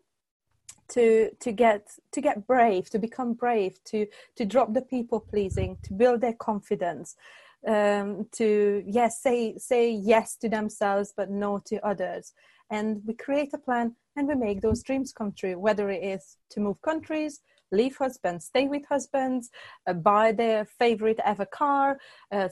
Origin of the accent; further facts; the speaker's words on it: Hungary; moved away as an adult; also born or lived in United Kingdom; I was born and raised in Hungary. Then in 2005, I moved to the UK